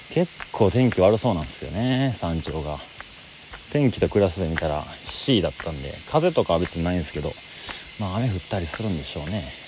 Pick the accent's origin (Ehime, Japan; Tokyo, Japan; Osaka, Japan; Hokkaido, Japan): Osaka, Japan; 僕は大阪の人です